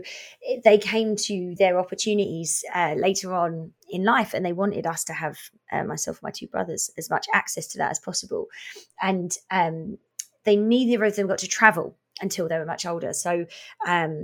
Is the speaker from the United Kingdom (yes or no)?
yes; Essex, East of England, United Kingdom; now in Revelstoke, Canada; I grew up in our version of a province called Essex